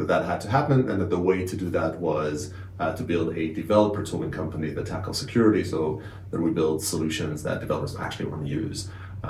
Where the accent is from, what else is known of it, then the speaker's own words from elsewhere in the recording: Israel; moved away as an adult; also born or lived in Canada; now in London, United Kingdom; I'm born and raised in Israel, went through the cyber parts of the Israeli army